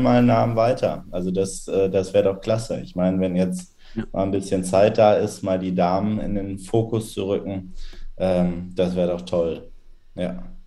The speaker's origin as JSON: {"language": "German", "town": "Dortmund", "region": "North Rhine-Westphalia", "country": "Germany", "also_born_or_lived": "Münster", "said": "32, äh, inzwischen wieder in Dortmund, aber die letzten, ich glaube, elf oder zwölf Jahre in Münster gelebt"}